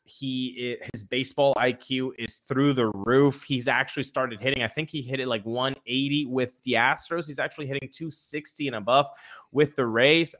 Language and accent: English; Venezuela; moved away; I was born in Venezuela, grew up in Venezuela